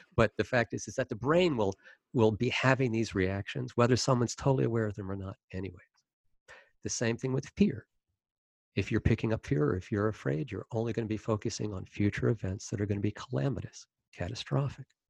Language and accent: English; Maryland, United States; I was born in Maryland and grew up in Maryland